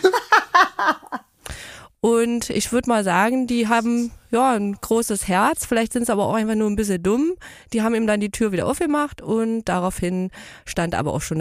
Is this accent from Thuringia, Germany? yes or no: yes; Erfurt, Thuringia, Germany; Na, ähm, ich komme aus Erfurt.